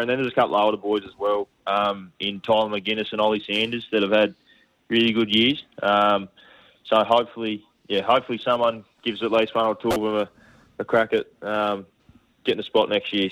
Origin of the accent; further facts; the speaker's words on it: Tasmania, Australia; moved away as an adult; when you're growing up in Tassie